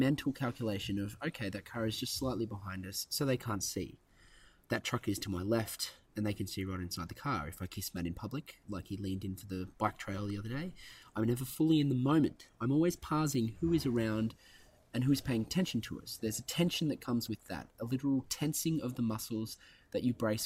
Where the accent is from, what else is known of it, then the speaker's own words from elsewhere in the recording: Central Coast, New South Wales, Australia; I'm Bogan from the Central Coast